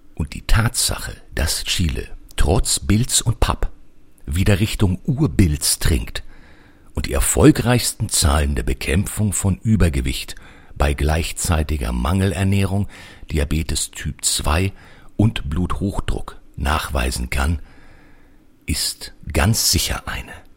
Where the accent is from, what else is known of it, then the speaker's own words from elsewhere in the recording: Germany; wir als Deutsche